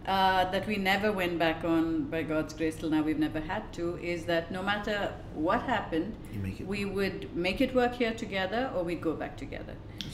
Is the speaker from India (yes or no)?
yes; Bangalore, Karnataka, India; moved away as an adult; now in Dubai, United Arab Emirates; I'm from Bangalore in India and my husband's family is settled here in Dubai. So after we got married, we were in India for a couple of years.